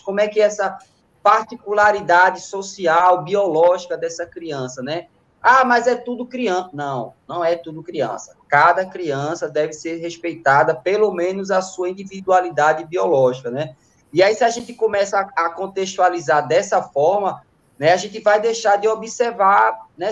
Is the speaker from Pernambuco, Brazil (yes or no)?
yes; Recife, Pernambuco, Brazil; Eu sou da Zona Sul